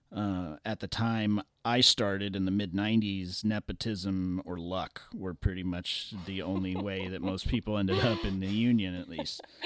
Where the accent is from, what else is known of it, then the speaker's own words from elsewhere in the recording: Los Angeles, California, United States; growing up in Los Angeles